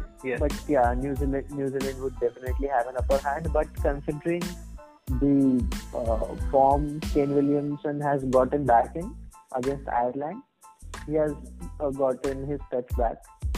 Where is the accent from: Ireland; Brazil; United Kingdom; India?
India; as an Indian cricket fan, I would really be, like, touching the wood right now